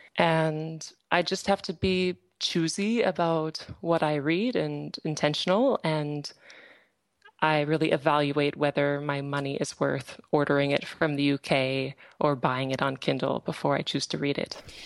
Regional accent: Iowa, United States; moved away as an adult; also born or lived in Minnesota; now in Ostrava, Czech Republic; I am from Iowa, and then I studied in Minnesota and almost immediately I came to the Czech Republic.

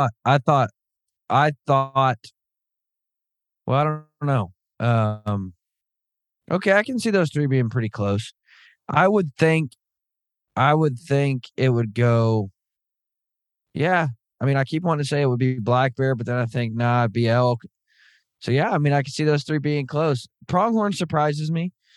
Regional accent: Southern Arkansas, United States; I grew up in Southern Arkansas.

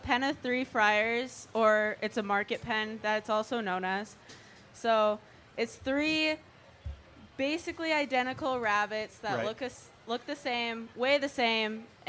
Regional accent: Deer River, Minnesota, United States; I'm from Deer River, right. Which is kind of up by Grand Rapids.

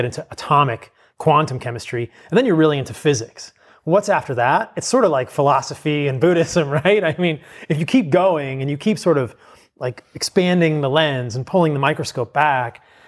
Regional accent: Virginia, United States; I grew up in a pretty normal household in suburban Virginia. I was raised in the East Coast.

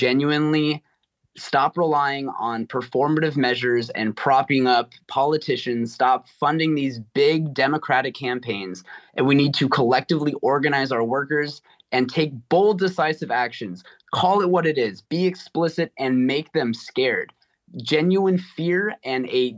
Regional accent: California, United States; now in Massachusetts, United States; I'm from California initially

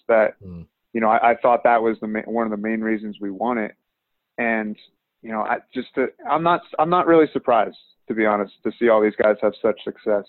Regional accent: Rhode Island, United States; moved away as an adult; I'm from Rhode Island

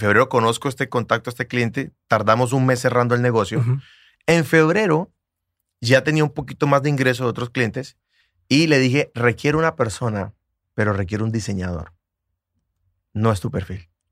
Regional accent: Bucaramanga, Santander, Colombia; mi ciudad, Bucaramanga

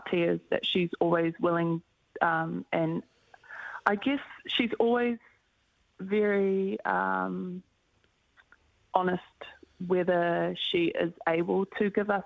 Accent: Auckland, New Zealand; we're both from Auckland and we represent the same region

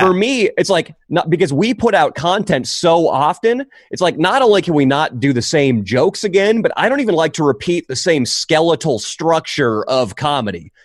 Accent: Northern California, United States; I grew up in California, Northern California

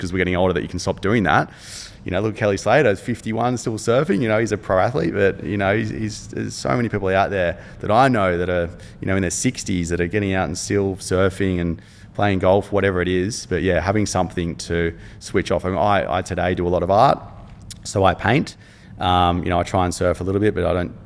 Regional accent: Cronulla, New South Wales, Australia; living growing up in Cronulla and being close to the beach

